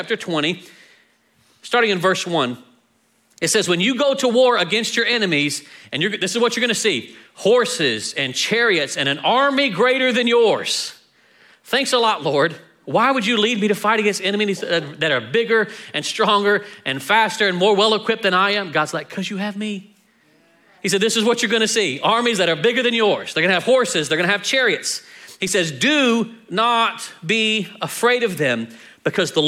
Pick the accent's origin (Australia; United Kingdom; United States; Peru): United States; Texas; we're from Texas.